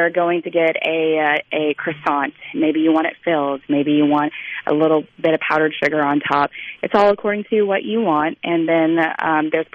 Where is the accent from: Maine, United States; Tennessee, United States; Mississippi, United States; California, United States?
Mississippi, United States; Biloxi; now in New Orleans, United States; I grew up having so much king cake in my life on the Gulf Coast